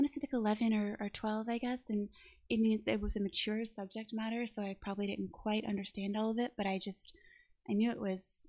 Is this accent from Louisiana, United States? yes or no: yes; New Orleans, Louisiana, United States; I am from New Orleans, born and raised.